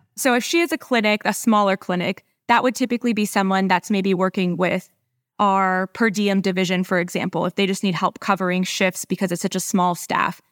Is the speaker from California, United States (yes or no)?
yes; San Diego, California, United States; moved away as an adult; now in Dallas, United States; I'm a San Diegan, true and true